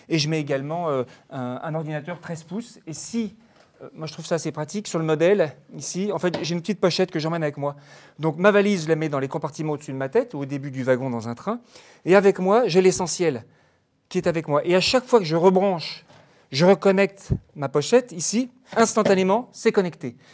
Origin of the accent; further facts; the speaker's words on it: France; je suis français.